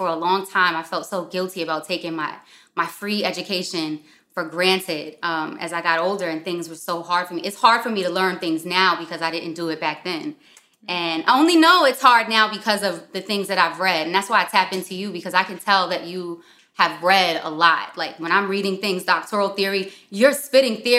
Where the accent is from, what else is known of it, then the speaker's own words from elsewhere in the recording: New York City, New York, United States; also born or lived in Westchester; I'm actually from Harlem